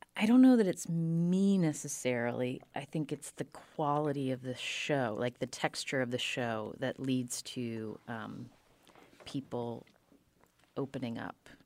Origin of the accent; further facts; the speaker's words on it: Charleston, West Virginia, United States; I grew up in Charleston, West Virginia, which is a small, smallish city